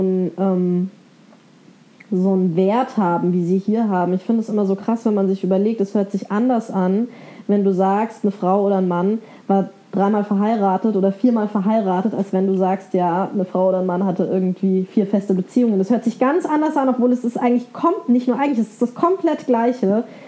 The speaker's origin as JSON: {"language": "German", "region": "Bavaria", "country": "Germany", "tie": "born or raised there", "said": "Ich bin in Bayern aufgewachsen"}